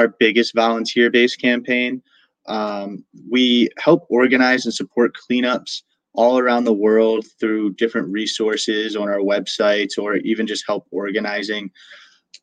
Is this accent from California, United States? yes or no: no; Sykesville, Maryland, United States; my hometown, Sykesville, Maryland.